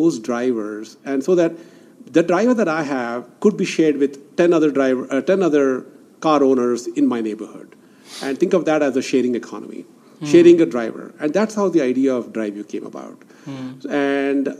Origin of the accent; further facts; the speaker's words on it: Bangalore, Karnataka, India; also born or lived in Silicon Valley, United States; now in Bangalore, India; Bangalore was my hometown. And I was, this is where I was born.